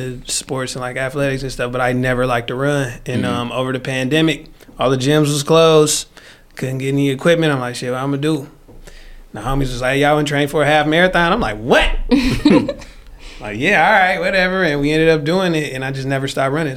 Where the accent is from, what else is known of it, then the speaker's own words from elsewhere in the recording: Detroit, Michigan, United States; accent: Detroit; I'm from Detroit